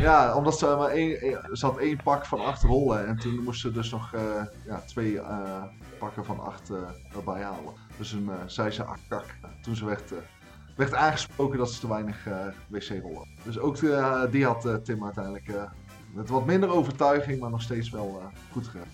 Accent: North Brabant, Netherlands; als Brabander

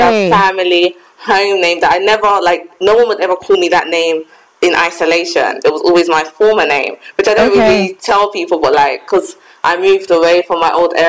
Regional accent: London, United Kingdom; I'm from London

